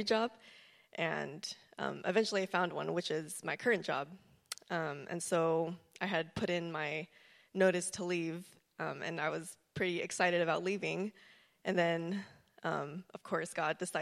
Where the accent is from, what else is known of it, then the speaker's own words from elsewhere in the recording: Fremont, California, United States; also born or lived in Davis, California; I grew up in Fremont and left for a little bit to go to college at UC Davis.